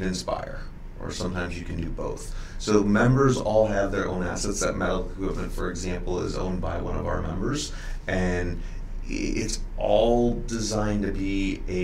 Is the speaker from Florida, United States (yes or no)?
no; St. Louis, Missouri, United States; Born and raised in St. Louis